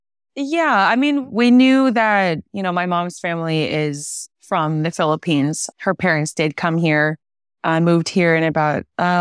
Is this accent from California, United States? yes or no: yes; California, United States; And so we grew up in California, the Bay Area.